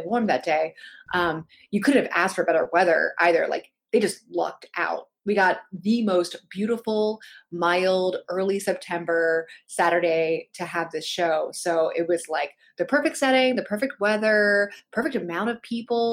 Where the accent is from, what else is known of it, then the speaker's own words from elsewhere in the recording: Pittsburgh, Pennsylvania, United States; I'm from Pittsburgh